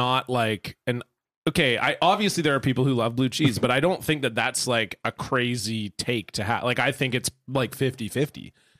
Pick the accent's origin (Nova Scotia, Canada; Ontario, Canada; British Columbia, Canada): Ontario, Canada; I grew up in Ontario